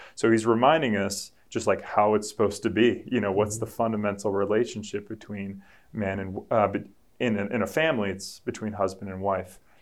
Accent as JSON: {"language": "English", "region": "New England", "country": "United States", "said": "I'm from New England. We're Patriots fans up here"}